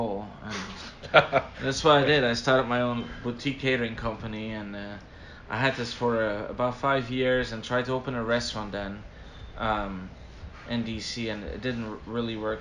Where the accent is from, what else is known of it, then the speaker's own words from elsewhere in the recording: Belgium; moved away as an adult; now in United States; my beautiful little country, Belgium